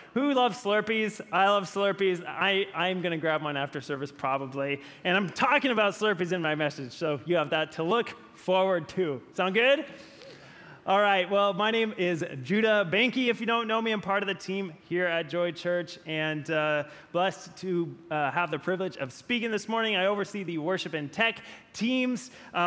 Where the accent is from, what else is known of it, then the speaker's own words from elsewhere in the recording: Gaston, Oregon, United States; the town near where I grew up in Gaston, Oregon.